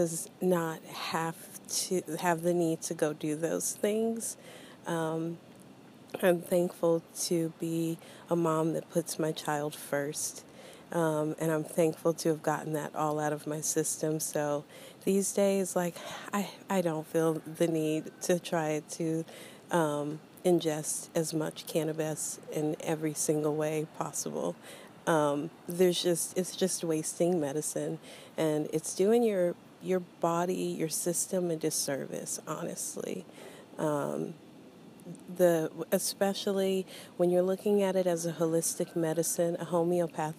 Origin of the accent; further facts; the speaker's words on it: Oklahoma, United States; growing up Christian, because of growing up in Oklahoma